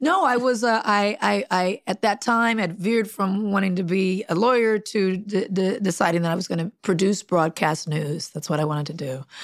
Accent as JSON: {"language": "English", "town": "Compton", "region": "California", "country": "United States", "tie": "born or raised there", "also_born_or_lived": "Long Beach, California", "said": "grew up in Compton"}